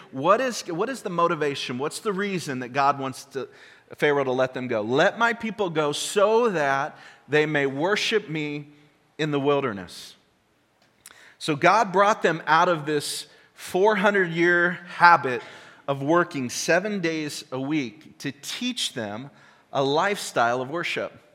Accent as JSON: {"language": "English", "country": "United States", "said": "we're American"}